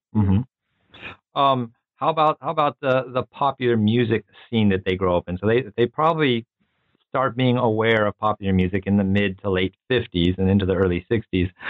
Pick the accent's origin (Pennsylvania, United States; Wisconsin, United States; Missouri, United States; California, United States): California, United States; San Diego; I grew up in in San Diego in California